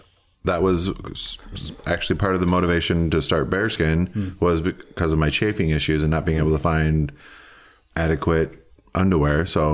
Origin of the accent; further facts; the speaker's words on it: Minneapolis, Minnesota, United States; now in Portland, United States; I was recently back in Minneapolis, kind of my hometown